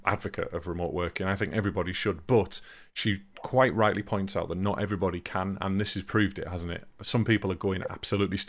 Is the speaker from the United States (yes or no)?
no; England, United Kingdom; we are still fairly selfish as English